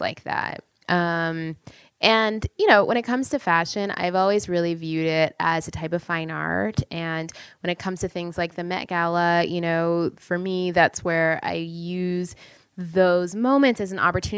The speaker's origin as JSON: {"language": "English", "country": "Canada", "moved": "yes", "lives_now": "United States", "said": "I'm from Canada"}